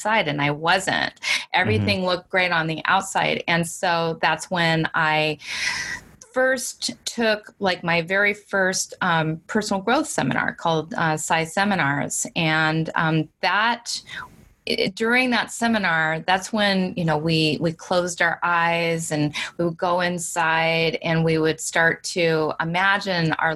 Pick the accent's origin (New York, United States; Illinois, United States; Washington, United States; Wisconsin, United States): Washington, United States; also born or lived in California; we moved to Washington State from California